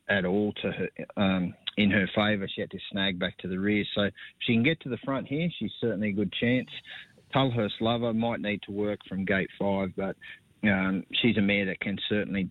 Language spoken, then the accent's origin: English; Bathurst, New South Wales, Australia; moved away; growing up in Bathurst